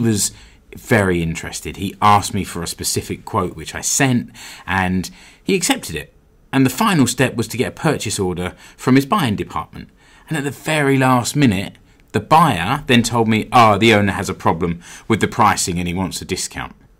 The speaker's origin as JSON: {"language": "English", "country": "United Kingdom", "moved": "yes", "lives_now": "Seinäjoki, Finland", "said": "I'm British"}